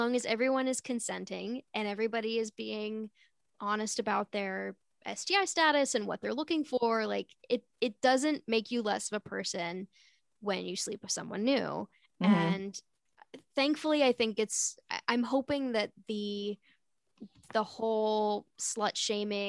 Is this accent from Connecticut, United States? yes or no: yes; Connecticut, United States; I'm from Connecticut